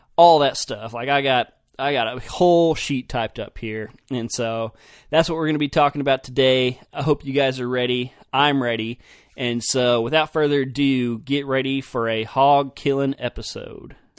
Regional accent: Oklahoma, United States; also born or lived in Idaho; I was from Oklahoma

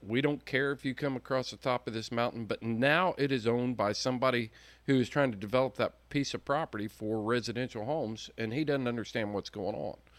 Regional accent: Indiana, United States; I'm from Indiana

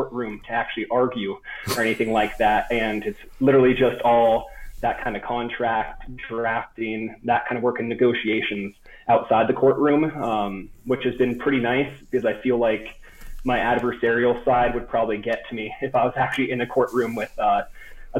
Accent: Happy Valley, Oregon, United States; moved away as an adult; also born or lived in Corvallis, Oregon / Southern California; now in Denver, United States; I'm from just outside of Portland, Oregon, a little town called Happy Valley. So kind of within that Willamette Valley string, the suburbs of Portland. Lived there up until I went to college

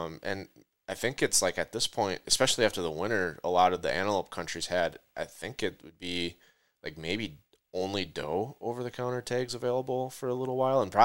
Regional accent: Minnesota, United States; I grew up in Minnesota

